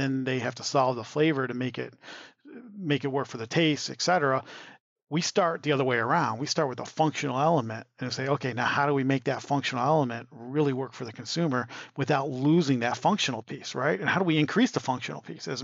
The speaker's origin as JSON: {"language": "English", "area": "a little town south of Ann Arbor", "region": "Michigan", "country": "United States", "tie": "born or raised there", "also_born_or_lived": "Detroit area", "moved": "yes", "said": "I grew up in Michigan in a little town south of Ann Arbor."}